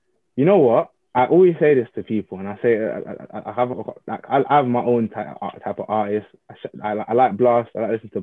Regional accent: Jamaica; I have to rep my home. I'm Jamaican through and through

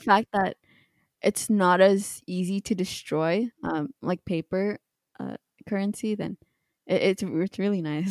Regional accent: Canada

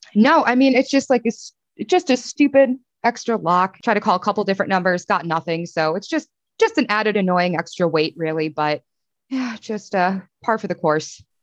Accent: Chicago, Illinois, United States; now in Pittsburgh, United States; growing up in Chicago

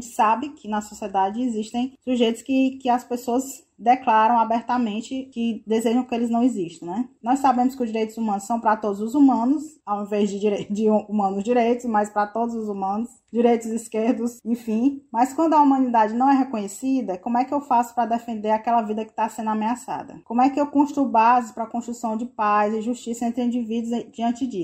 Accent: Ceará, Brazil; Tu me corrige, bicha, que eu sou cearense.

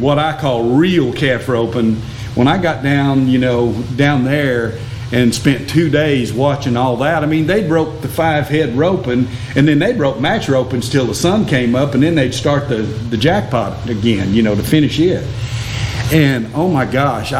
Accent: Fort Collins, Colorado, United States; moved away as an adult; now in Brown County, Texas, United States; I was born in Fort Worth, and when I was eight, we moved to Fort Collins, so I grew up, you know, going to the high school rodeos

